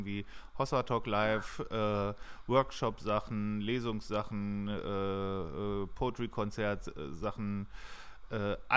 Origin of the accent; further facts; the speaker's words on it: Hesse, Germany; wie wir das blöd finden, wenn wir sagen, wir kommen aus der Nähe von Frankfurt